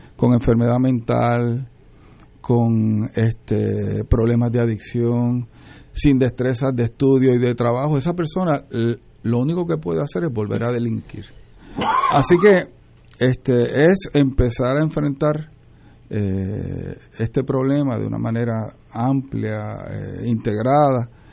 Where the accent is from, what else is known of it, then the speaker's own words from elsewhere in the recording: Puerto Rico; Nací en Puerto Rico